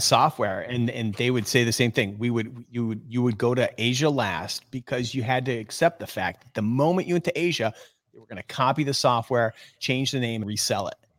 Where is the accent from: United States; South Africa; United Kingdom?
United States; Oneida Lake, New York; I grew up on Oneida Lake.